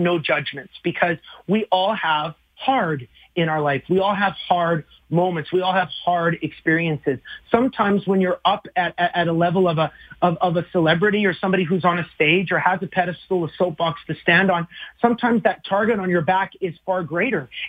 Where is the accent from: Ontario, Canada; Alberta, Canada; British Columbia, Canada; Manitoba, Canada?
Alberta, Canada; moved away as an adult; also born or lived in Flat Lake, Alberta; now in Nashville, United States; I fly up with my family back to Alberta on March 2nd